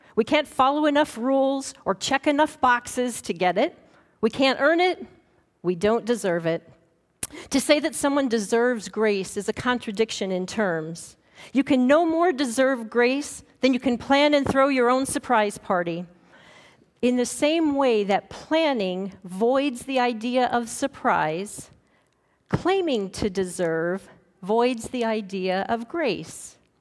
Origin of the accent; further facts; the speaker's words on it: Montana, United States; growing up in Montana